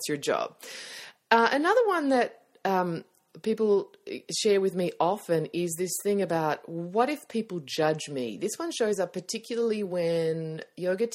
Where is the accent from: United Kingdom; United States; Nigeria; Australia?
Australia; accent: Australian; my Australian accent